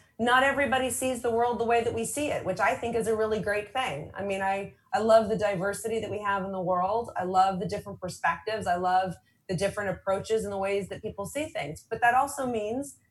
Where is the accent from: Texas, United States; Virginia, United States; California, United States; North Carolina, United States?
California, United States; San Diego; I'm from San Diego